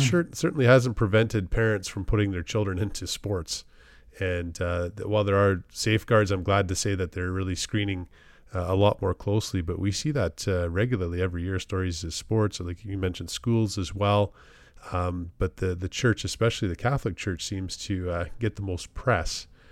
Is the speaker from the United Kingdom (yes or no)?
no; Canada; as a, as a Canadian and a member of the Commonwealth